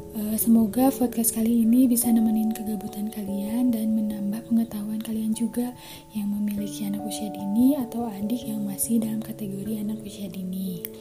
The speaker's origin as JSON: {"language": "Indonesian", "town": "Bandung", "region": "West Java", "country": "Indonesia", "tie": "born there", "said": "Saya lahir di Bandung. Saya sedang menempuh kuliah di Universitas Islam Nusantara"}